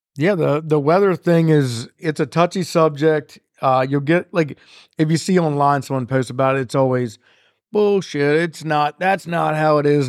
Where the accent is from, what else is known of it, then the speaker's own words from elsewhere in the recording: North Carroll County, Maryland, United States; now in Gettysburg, United States; I'm from Carroll County, Maryland, but I, North Carroll County